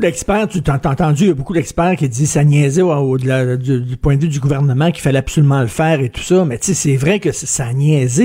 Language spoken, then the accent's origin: French; Quebec, Canada; je suis un Québécois de souche